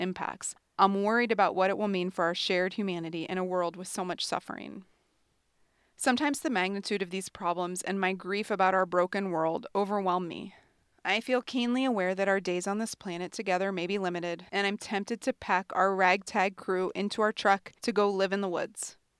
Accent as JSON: {"language": "English", "region": "New England", "country": "United States", "tie": "born or raised there", "also_born_or_lived": "Vermont", "said": "I grew up in New England and spent the last 7 years studying environmental and energy policy in the brave little state of Vermont."}